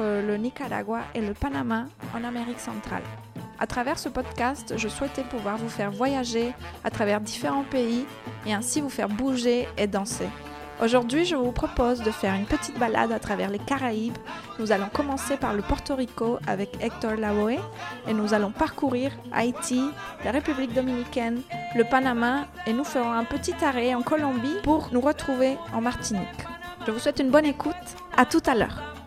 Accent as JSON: {"language": "French", "country": "Costa Rica", "tie": "born or raised there", "second_language": "French", "moved": "yes", "lives_now": "Paris, France", "said": "j'ai un petit accent, je suis née au Costa Rica"}